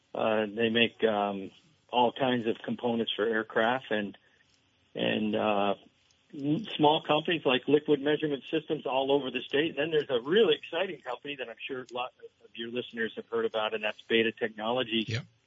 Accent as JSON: {"language": "English", "town": "Essex Junction", "region": "Vermont", "country": "United States", "tie": "born or raised there", "said": "my hometown, Essex Junction"}